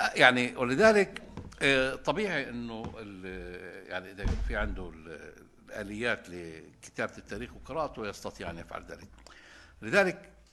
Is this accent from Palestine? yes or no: yes; Palestine; احنا كمجتمع فلسطيني